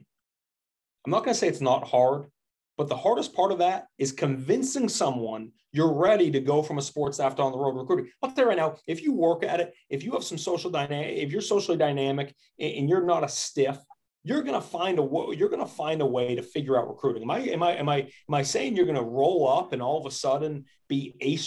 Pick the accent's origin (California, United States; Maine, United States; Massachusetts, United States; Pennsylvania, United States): Maine, United States; moved away; It was my home state